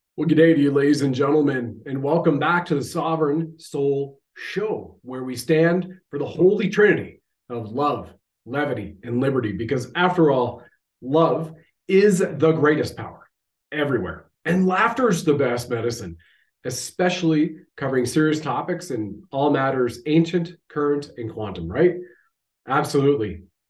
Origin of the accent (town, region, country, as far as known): Canada